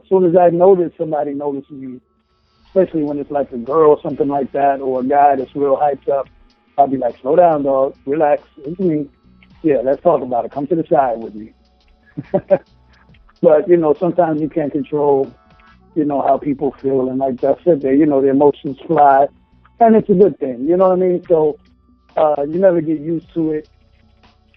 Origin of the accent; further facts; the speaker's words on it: Chicago, Illinois, United States; moved away as an adult; now in California, United States; go back to my home state of Chicago